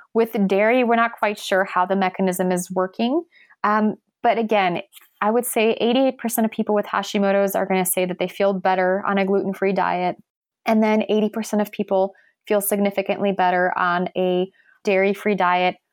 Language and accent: English; Poland; I'm from Poland.